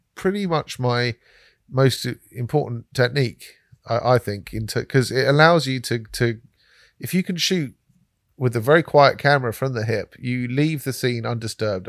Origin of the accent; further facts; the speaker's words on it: London, United Kingdom; I said I was from London